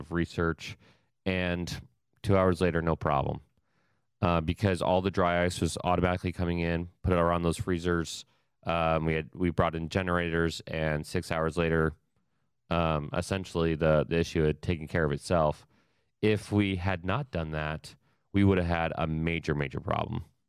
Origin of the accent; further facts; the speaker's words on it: Ohio, United States; I'm from Ohio